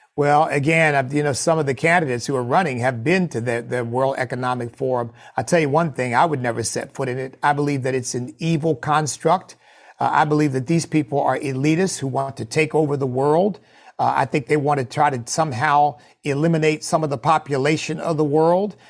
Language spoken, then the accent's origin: English; United States; as an American of African ancestry